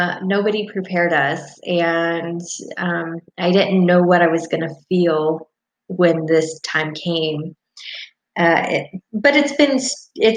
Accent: Albany, Oregon, United States; I am from Albany, Oregon

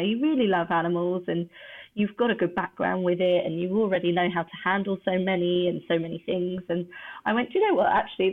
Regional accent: Surrey, South East England, United Kingdom; born or raised there

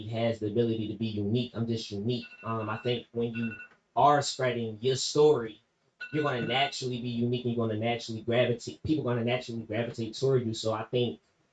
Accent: Philadelphia, Pennsylvania, United States; I'm from Philly

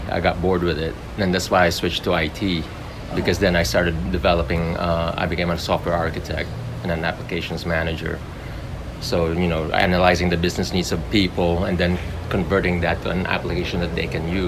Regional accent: Chicago, Illinois, United States; moved away as an adult; also born or lived in North Carolina; now in Mexico; I was raised in Chicago.

